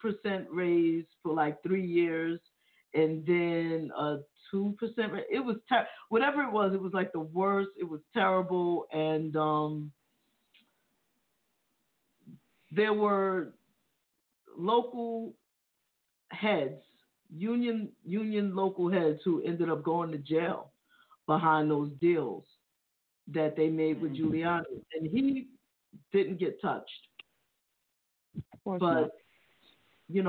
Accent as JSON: {"language": "English", "region": "New York", "country": "United States", "said": "being that I'm from New York, we're from New York"}